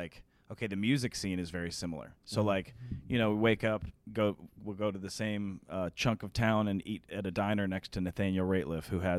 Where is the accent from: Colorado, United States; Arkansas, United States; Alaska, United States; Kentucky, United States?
Colorado, United States; Denver; Our difference kind of is that we're from Denver